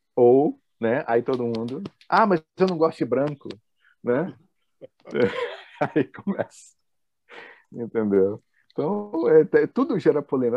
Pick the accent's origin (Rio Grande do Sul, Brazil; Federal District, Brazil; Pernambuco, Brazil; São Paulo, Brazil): Federal District, Brazil; Brasília; eu sou de Brasília, sou nascido em Brasília, então para quem está me ouvindo aqui é, que é do Sul, vai notar que eu tenho um sotaque meio diferente